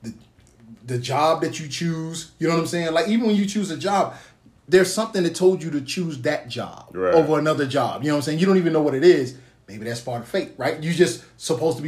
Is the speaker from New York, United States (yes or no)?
no; Arkansas, United States; now in Georgia, United States; I'm from Arkansas.